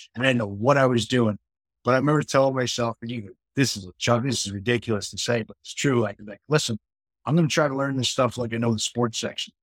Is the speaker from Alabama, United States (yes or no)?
no; Port Washington, New York, United States; I grew up in Long Island, a town called Port Washington, a great town.